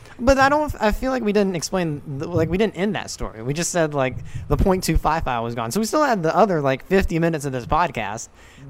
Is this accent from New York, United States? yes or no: no; North Carolina, United States; moved away; my hometown in North Carolina.